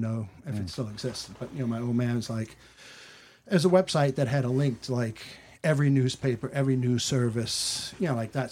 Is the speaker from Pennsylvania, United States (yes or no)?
no; New Orleans, Louisiana, United States; moved away; also born or lived in New York; being born and raised in New Orleans